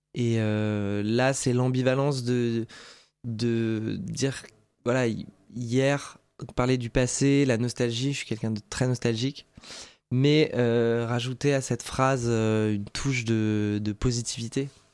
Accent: Alsace, Grand Est, France; J'ai grandi en Alsace, j'ai eu une, enfance tout à fait heureuse.

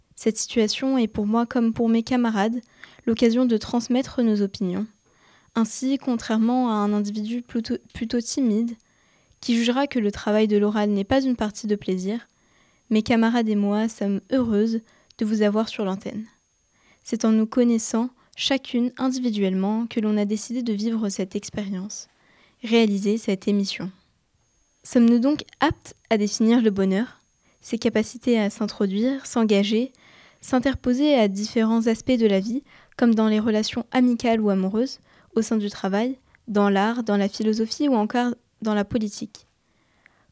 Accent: Egypt; now in Paris, France; je retourne souvent dans mon pays d'origine, l'Égypte

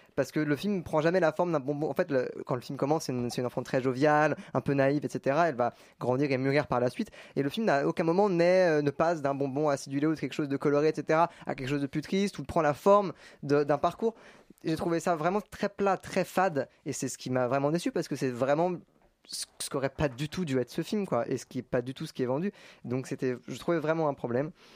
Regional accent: Paris, Île-de-France, France; je suis né à Paris

